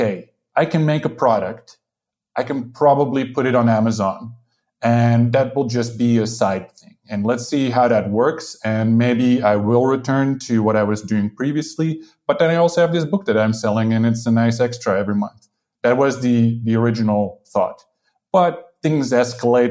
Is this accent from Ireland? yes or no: no; Netherlands; moved away as an adult; also born or lived in United Kingdom / Spain; now in Portugal; I'm from the Netherlands, but I lived in the UK for some years. Now I live in Portugal